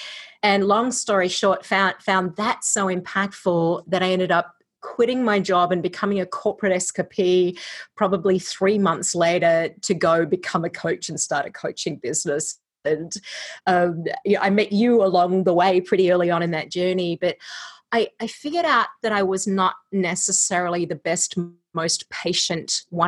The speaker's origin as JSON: {"language": "English", "country": "Australia", "also_born_or_lived": "California", "lives_now": "Iowa, United States", "said": "I am an Australian living in Iowa via California. So if you're wondering about the accent, it's Australifony Iowan."}